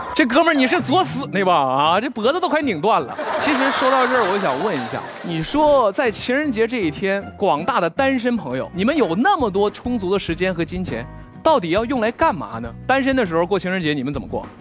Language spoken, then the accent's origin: Chinese; China; 最浪漫的是我们中国人，因为我们中国人可以把任何节日都过得像情人节一样热闹。